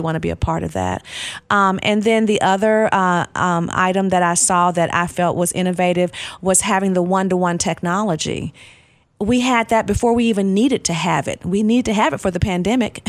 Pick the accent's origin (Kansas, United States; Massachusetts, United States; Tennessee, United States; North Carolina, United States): Tennessee, United States; Nashville; also born or lived in Pensacola, Florida / Georgia; now in Clarksville, United States; my family moved to Nashville, and so that's where I grew up. So I was in Nashville from kindergarten all the way up until I graduated from high school